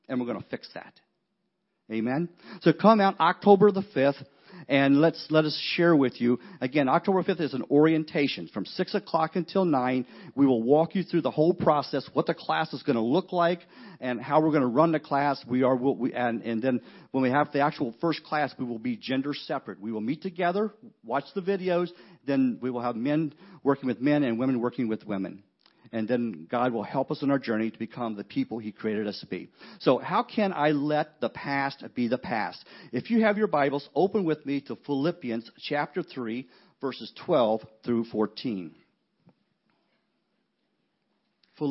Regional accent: West Virginia, United States; I'm a huge West Virginia fan because I grew up in West Virginia

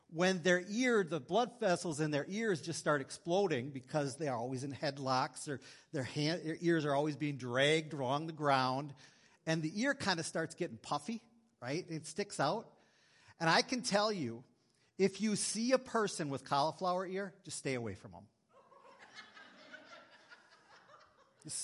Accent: Green Bay, Wisconsin, United States; moved away as an adult; also born or lived in North Dakota; I grew up in Green Bay, Wisconsin

